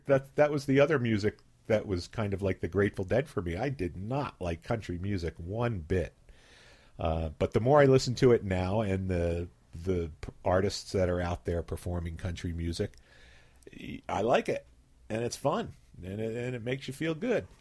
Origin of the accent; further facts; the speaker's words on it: Philadelphia, Pennsylvania, United States; moved away as an adult; now in Ketchum, United States; I grew up in Philadelphia